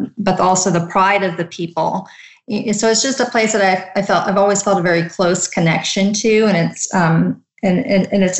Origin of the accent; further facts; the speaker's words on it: United States; I was born and raised in the United States, my parents immigrated from India